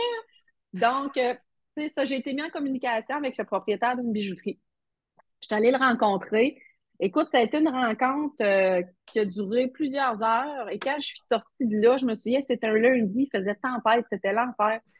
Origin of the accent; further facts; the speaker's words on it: Matane, Quebec, Canada; je suis euh, matanaise d'origine